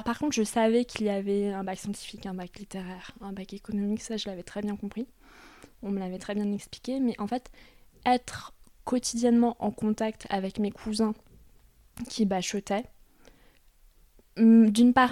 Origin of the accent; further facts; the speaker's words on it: Paris suburbs, Hauts-de-Seine, Île-de-France, France; en banlieue parisienne, dans les Hauts-de-Seine dans une ville plutôt, plutôt huppée.